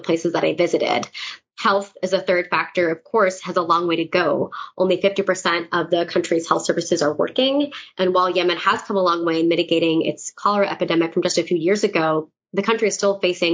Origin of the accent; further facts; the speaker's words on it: United States; as an American citizen